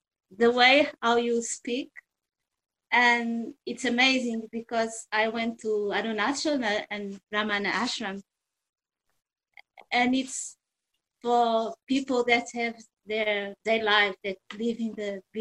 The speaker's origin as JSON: {"language": "English", "country": "Portugal", "said": "we are from Portugal"}